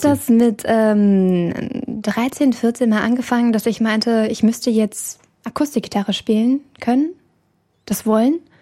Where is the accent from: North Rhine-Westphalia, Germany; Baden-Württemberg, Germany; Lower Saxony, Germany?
Lower Saxony, Germany; Hanover region; Ich komme auch aus der Region Hannover. Gerade so am Ende Elershausen, das ist so ein Dorf, da fängt dann Zelle bald an.